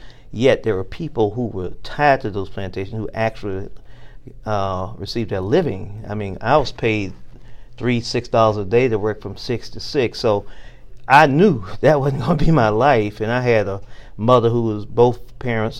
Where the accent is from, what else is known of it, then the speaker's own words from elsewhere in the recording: Bainbridge, Georgia, United States; growing up in South Georgia, in Bainbridge, Georgia, in segregated schools